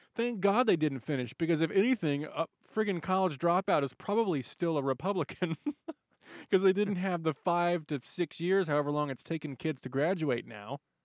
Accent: United States; I'm an American

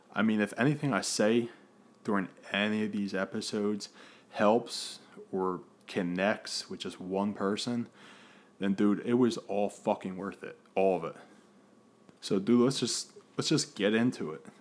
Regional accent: Philadelphia, Pennsylvania, United States; born and raised in Philadelphia. Uh, still here in Philadelphia

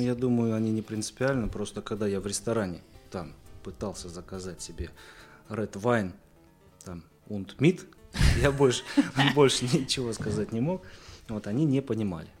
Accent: Bryansk, Bryansk Oblast, Russia; я из Брянска, кузнец

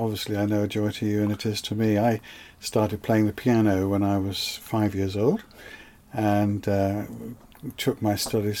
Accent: Wirral Peninsula, North West England, United Kingdom; moved away; also born or lived in New York / London; Yeah, I was born in the Wirral Peninsula, which was then in those days in Cheshire, but now is in Merseyside.

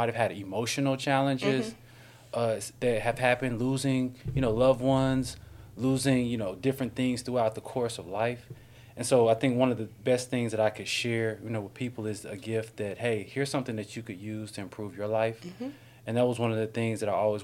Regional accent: Durham, North Carolina, United States; now in Atlanta, United States; I'm from Durham, North Carolina

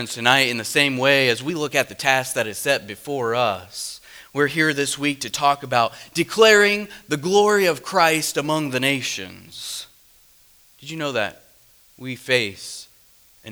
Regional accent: Midwest, United States; I'm from the Midwest

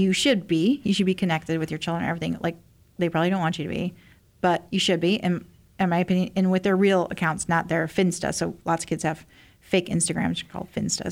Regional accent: Indiana, United States; moved away; also born or lived in Cleveland; I'm from Indiana originally, like a small town

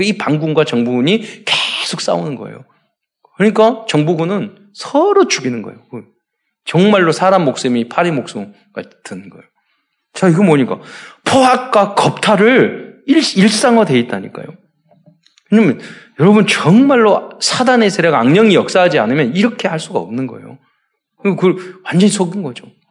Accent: South Korea; 우리는 한국 사람이라 그러니까, 아, 어디냐고, 북이냐고, 남이냐고, 남쪽이니까

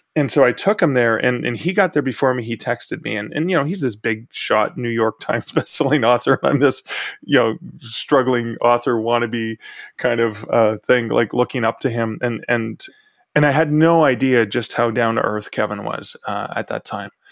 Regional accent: Canada

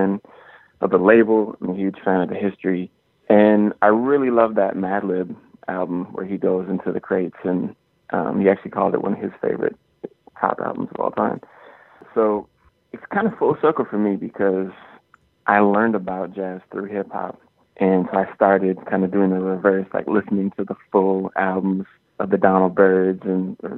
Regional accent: Minneapolis, Minnesota, United States; growing up in Minneapolis

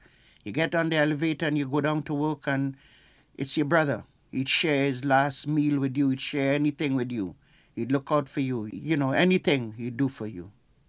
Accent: St. Vincent & Grenadines; moved away; I am from St. Vincent, West Indies, and I've been a Sandhog for 23 years.

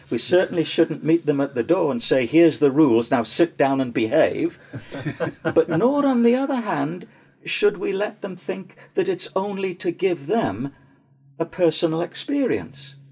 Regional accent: Newcastle upon Tyne, North East England, United Kingdom; my hometown of Newcastle upon Tyne

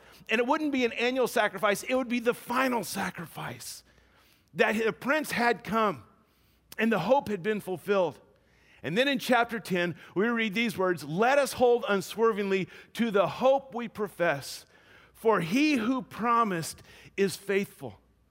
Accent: Louisiana, United States; We grew up in Louisiana. Maybe it's a thing of the South.

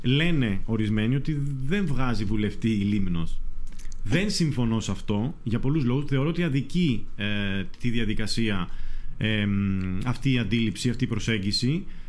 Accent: Mesotopos, North Aegean, Greece; από το χωριό μου, από το Μεσότοπο

